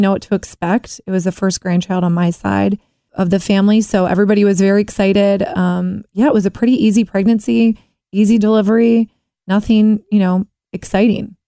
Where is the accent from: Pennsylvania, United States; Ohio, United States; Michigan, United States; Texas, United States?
Ohio, United States; Cincinnati; Born in Cincinnati. I grew up in Mount Lookout